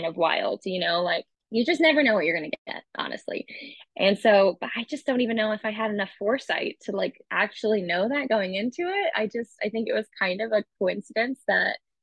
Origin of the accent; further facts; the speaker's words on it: Leavenworth, Kansas, United States; also born or lived in Austin, Texas; now in Kansas City, United States; I'm from Kansas City originally. I'm from Leavenworth, really. Grew up there.